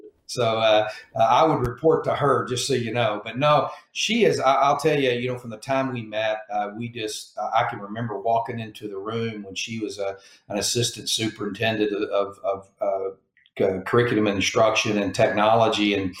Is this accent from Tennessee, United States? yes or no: no; Mesquite, Texas, United States; moved away as an adult; now in Hawaii, United States; growing up in it was basically a suburb of Dallas, Texas, a place called Mesquite, Texas